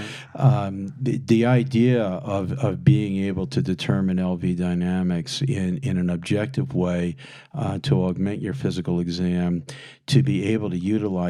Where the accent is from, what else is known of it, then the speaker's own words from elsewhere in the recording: Philadelphia, Pennsylvania, United States; moved away as an adult; I was a Yankee from Philadelphia in a Ford Escort